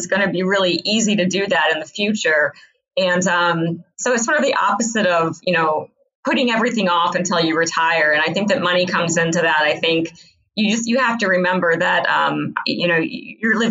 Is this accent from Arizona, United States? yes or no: no; Iowa, United States; when I was growing up in Iowa